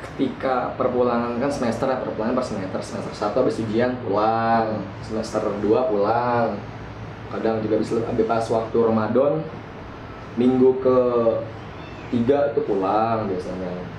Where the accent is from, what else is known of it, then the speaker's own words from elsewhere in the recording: Java, Indonesia; kita orang Jawa